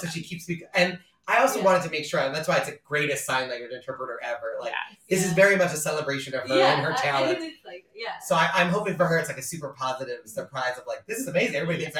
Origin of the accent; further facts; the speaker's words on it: New York, United States; So normally if I was doing a joke about being a New Yorker, the first time I'd say I'm a New Yorker and I do my joke.